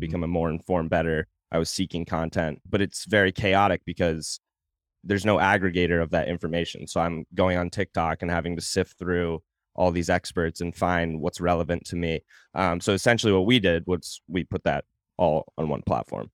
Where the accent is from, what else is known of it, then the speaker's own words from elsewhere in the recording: Portland, Maine, United States; moved away as an adult; also born or lived in Virginia / Fort Campbell / Savannah; now in Nashville, United States; So, I'm from Portland, Maine, originally, born and raised there, or actually not born, I was born in Virginia, I moved there shortly after I was born.